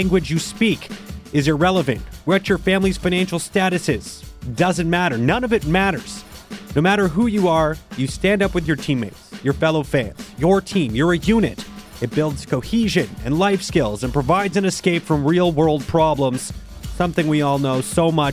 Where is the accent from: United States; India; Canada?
Canada; Mississauga, Ontario; I was born in Mississauga, the same hospital as John Tavares